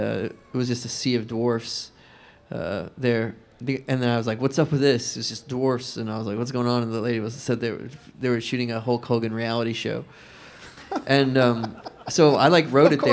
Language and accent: English; the South, United States; I grew up in the South, and I still live there now